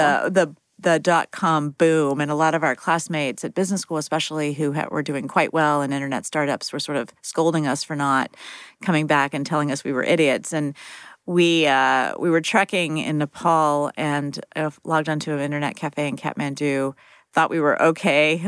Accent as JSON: {"language": "English", "town": "Fairmont", "region": "West Virginia", "country": "United States", "tie": "born or raised there", "moved": "yes", "said": "my hometown of Fairmont, West Virginia"}